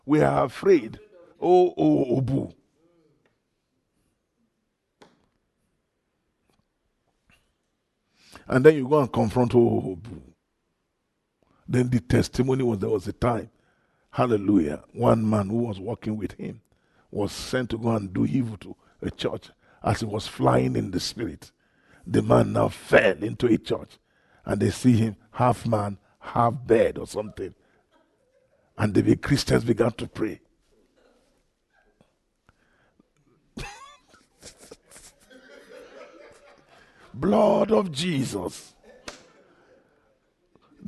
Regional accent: Nigeria; I'm a flesh from Nigeria

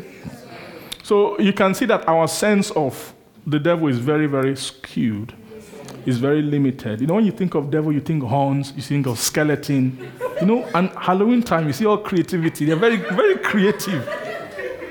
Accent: Benin City, Edo, Nigeria; I grew up in Benin, in Nigeria.

